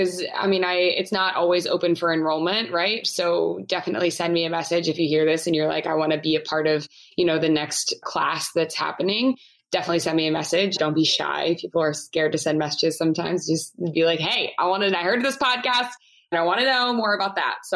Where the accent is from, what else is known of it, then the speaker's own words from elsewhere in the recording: Maryland, United States; I'm from Maryland